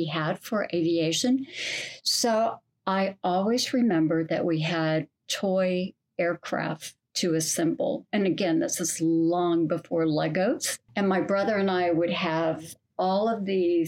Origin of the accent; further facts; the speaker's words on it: Kansas, United States; I grew up in Kansas